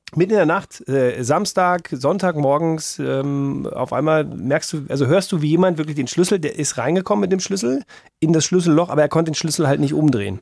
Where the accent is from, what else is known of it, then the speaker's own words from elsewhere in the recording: Dortmund, North Rhine-Westphalia, Germany; moved away; Da habe ich noch zu Hause äh, in, äh, in Dortmund, in meiner Heimat gewohnt, in der Innenstadt